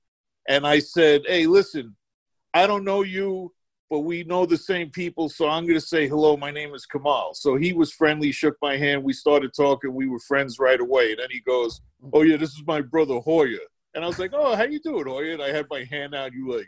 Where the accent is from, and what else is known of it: New York City, New York, United States; born or raised there; also born or lived in Lower East Side, Manhattan